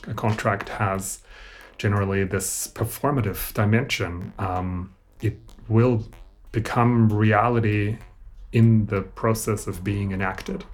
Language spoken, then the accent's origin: English; Austria; I grew up in Austria, so this was a German language thing